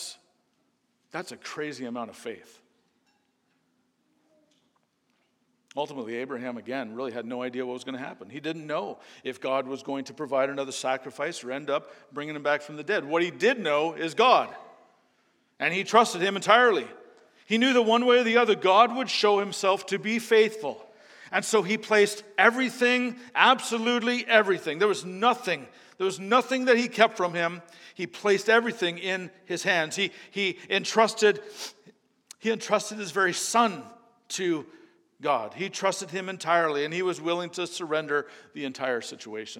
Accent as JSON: {"language": "English", "country": "Canada", "moved": "yes", "said": "I'm from Canada"}